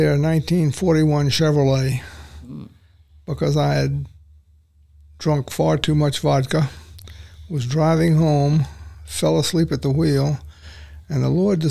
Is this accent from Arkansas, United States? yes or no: no; New Orleans, Louisiana, United States; also born or lived in Metairie, Louisiana; I was raised in New Orleans until we moved to a suburb called Metairie